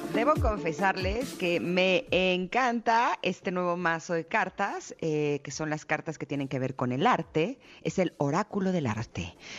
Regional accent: Mexico; así de talentosos somos los mexicanos

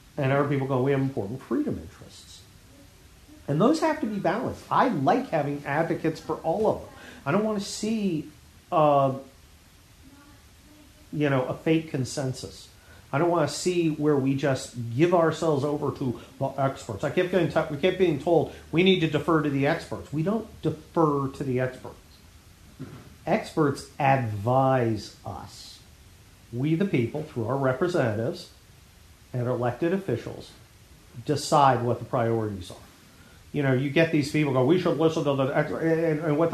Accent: United States; I was born here and I'm an American citizen

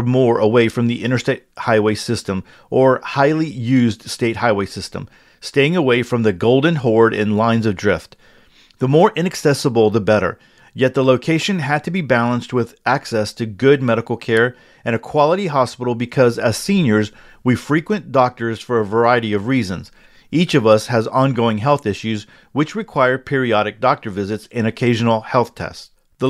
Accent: Upper Midwest, United States; relocate back to my home state in the upper Midwest

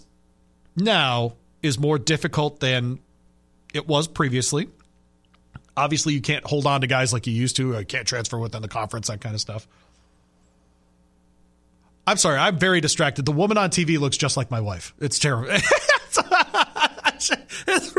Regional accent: Michigan, United States; I grew up in Michigan.

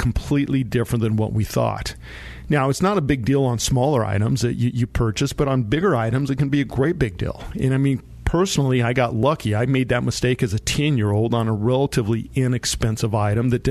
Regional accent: San Luis Valley, Colorado, United States; I grew up down in the San Luis Valley in Colorado

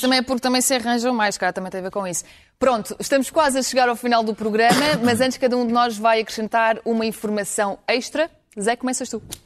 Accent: Ukraine; moved away; mesmo na escola primária, que eu, que eu, fiz, que eu fiz na Ucrânia

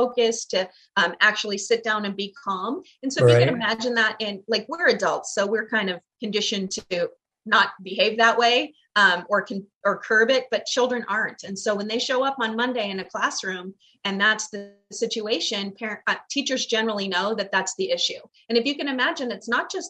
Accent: Glendale, United States; the neighborhood I grew up in Glendale

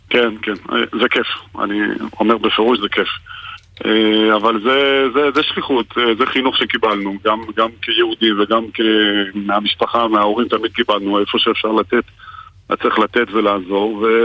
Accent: France; Hebrew is a second language; now in Israel; אני גם הייתי חייל בודד, אני באתי מצרפת

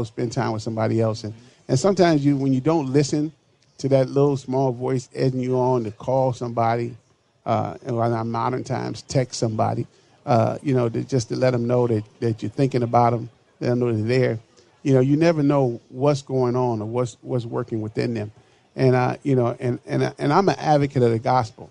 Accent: Chicago, Illinois, United States; now in Minneapolis, United States; my hometown of Chicago

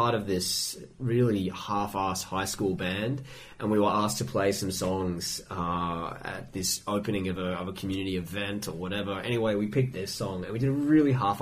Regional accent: Australia; in my youth, like, rather ambivalent relationship to, you know, being an Aussie in that kind of inverted commas

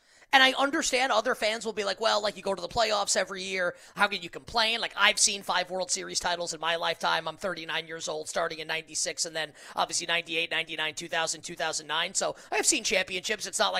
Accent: New York, United States; just because I'm from New York

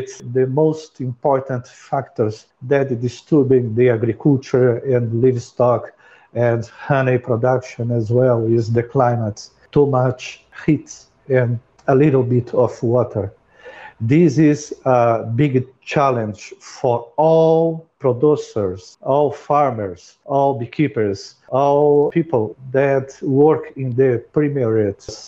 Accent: Brazil; English is a second language; now in United Arab Emirates; I came from Brazil and I have 40 years of a beekeeping experience in my life.

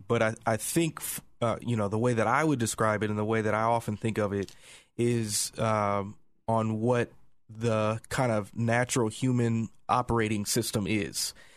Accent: Indiana, United States; moved away; I'm originally from Indiana

